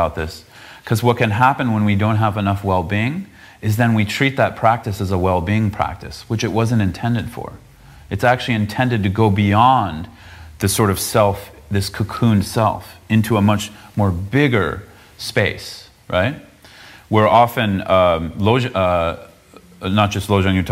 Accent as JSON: {"language": "English", "area": "south of San Francisco", "region": "California", "country": "United States", "tie": "born or raised there", "said": "I grew up south of San Francisco"}